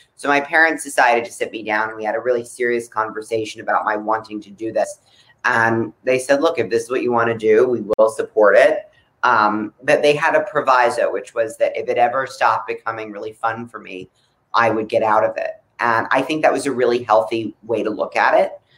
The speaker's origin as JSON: {"language": "English", "area": "Palm Beach", "region": "South Florida", "country": "United States", "tie": "born or raised there", "said": "I was growing up in South Florida"}